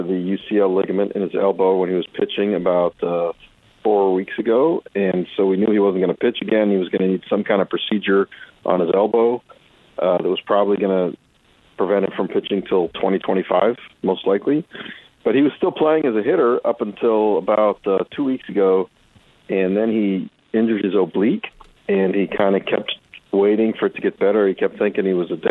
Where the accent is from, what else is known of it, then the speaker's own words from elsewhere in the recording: Athens, Ohio, United States; moved away; I grew up in Ohio